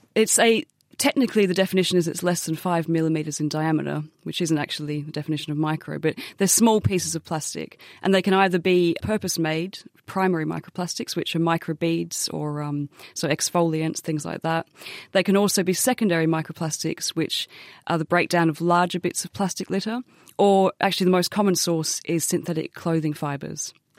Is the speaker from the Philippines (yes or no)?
no; Australia; as an Australian